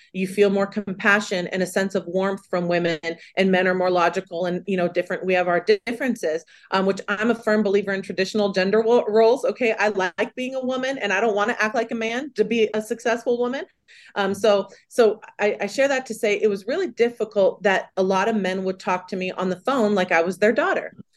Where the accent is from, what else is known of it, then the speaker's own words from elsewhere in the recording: California, United States; I'm from California, born and raised